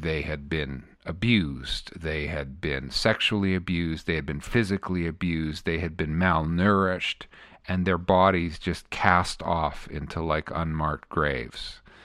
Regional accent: Canada; I'm the Canadian on the bus

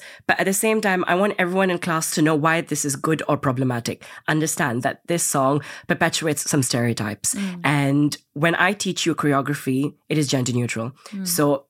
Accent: India; also born or lived in Indonesia; growing up in Indonesia and India, there weren't that many role models that I could look up

